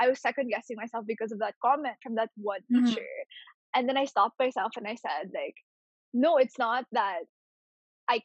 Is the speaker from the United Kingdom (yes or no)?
no; Philippines; Growing up in the Philippines